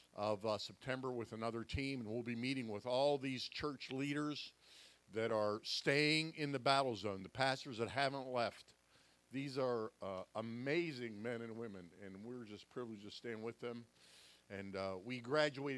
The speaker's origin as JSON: {"language": "English", "town": "Pittsburgh", "region": "Pennsylvania", "country": "United States", "said": "I'm a Yankee. I'm from Pittsburgh"}